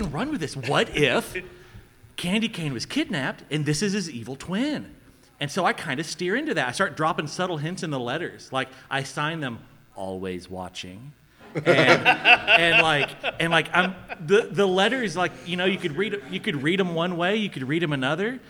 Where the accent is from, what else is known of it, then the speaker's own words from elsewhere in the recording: South Alabama, United States; I'm from South Alabama.